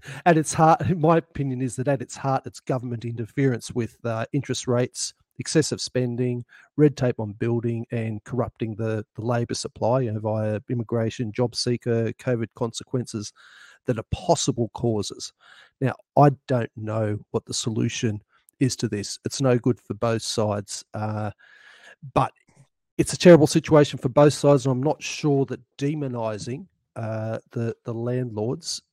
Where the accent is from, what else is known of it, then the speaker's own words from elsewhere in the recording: central New South Wales, Australia; now in Mornington Peninsula, Australia; by birth I'm a New South Welshman